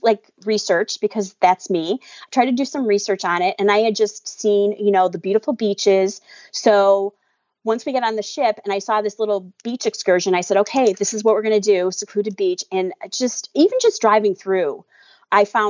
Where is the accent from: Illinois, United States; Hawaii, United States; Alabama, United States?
Illinois, United States; Chicago; I'm from Chicago